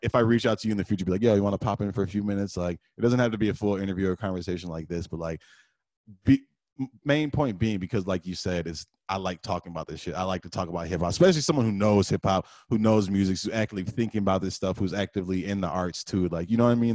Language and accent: English; Detroit, Michigan, United States; also born or lived in Texas / Redford, Michigan; I spent half my life probably in Detroit, half my life probably in Redford